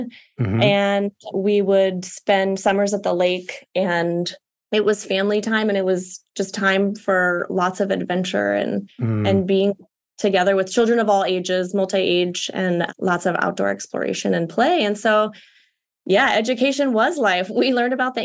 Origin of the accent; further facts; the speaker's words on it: Honolulu, Hawaii, United States; But as children, we grew up here in Hawaii, and then my mother's from Chicago